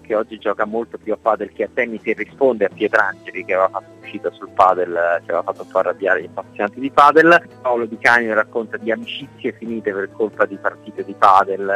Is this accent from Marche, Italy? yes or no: no; Naples, Campania, Italy; essendo io napoletano